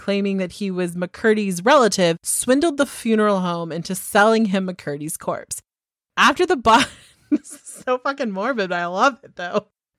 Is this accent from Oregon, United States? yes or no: no; California, United States; I'm from California, okay?